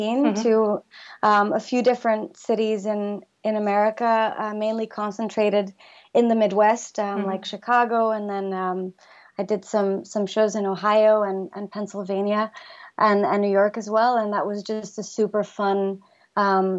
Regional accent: Flanders, Belgium; first language Flemish; English is a second language; also born or lived in Hong Kong / London / Los Angeles; now in New Jersey, United States; connected me to my home country as well. And I'm starting to write music in Flemish

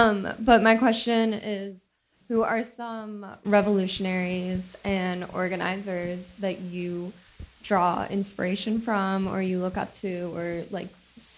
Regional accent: Chicago, Illinois, United States; I'm from Rogers Park.

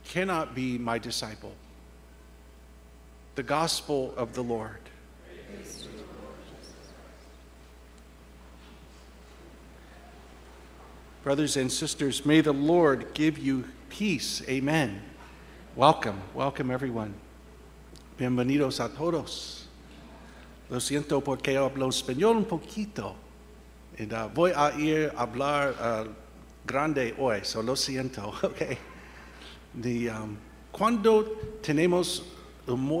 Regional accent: Indiana, United States; moved away; with my family growing up in Indiana, the flat farmlands of Indiana

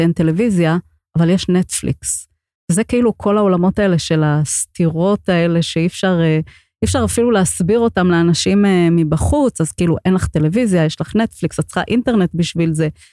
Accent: Safed, Northern District, Israel; אני גדלתי ב- בעולם מאוד חרדי, בקריה חרדית בצפת

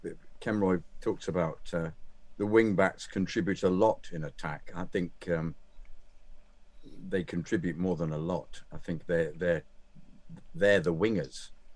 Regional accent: Kennington, London, United Kingdom; but I was raised in Kennington and spent my life at the Bridge.

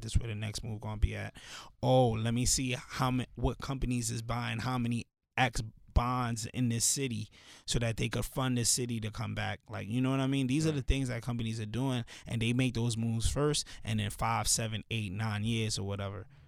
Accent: New York City, New York, United States; also born or lived in Pennsylvania; I grew up in the hood, like I grew up in Canarsie

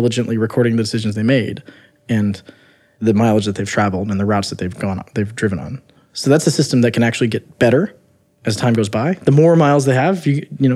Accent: United States; I grew up near Missouri

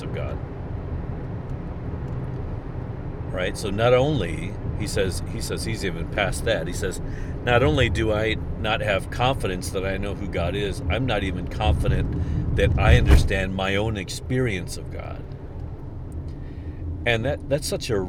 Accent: United States; It's kind of part of being American

